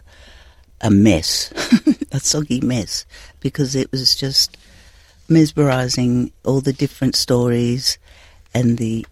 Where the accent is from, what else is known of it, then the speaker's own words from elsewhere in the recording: the Pilbara, Western Australia, Australia; I'm from the Pilbara and it's like 39 in the shade as we speak right now